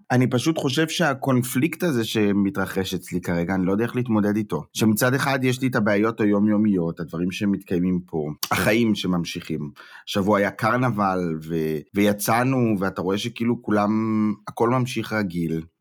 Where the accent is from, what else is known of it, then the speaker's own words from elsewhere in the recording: Israel; now in Germany; אני מרגיש אה, גרמני וישראלי